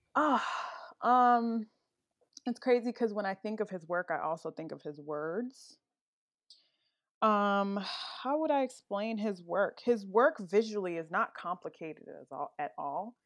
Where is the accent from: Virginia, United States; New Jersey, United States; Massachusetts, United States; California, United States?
Virginia, United States; Woodbridge; also born or lived in Brooklyn, New York; I actually grew up in Northern Virginia, more specifically Woodbridge, Virginia